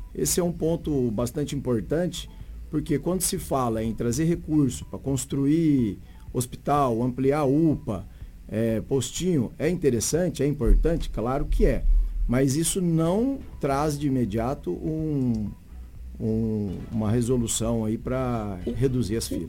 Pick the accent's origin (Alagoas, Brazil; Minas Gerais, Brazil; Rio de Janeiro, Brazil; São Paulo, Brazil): São Paulo, Brazil; Araçatuba; now in Sinop, Brazil; Eu sou do interior de São Paulo, Araçatuba, e vim para Sinop